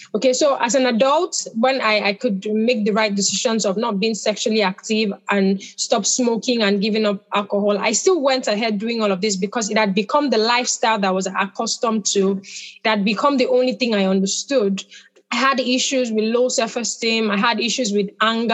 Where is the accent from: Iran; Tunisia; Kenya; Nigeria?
Nigeria; I'm Nigerian.